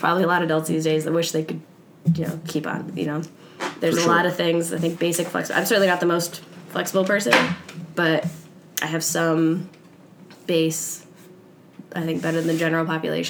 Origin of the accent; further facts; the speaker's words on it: New York, United States; Northern New York.